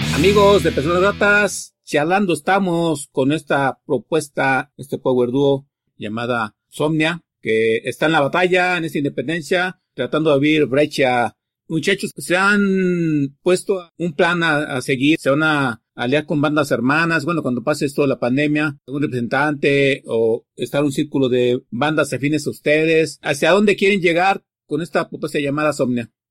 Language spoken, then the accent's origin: Spanish; Mexico; como buen mexicano y marxista que somos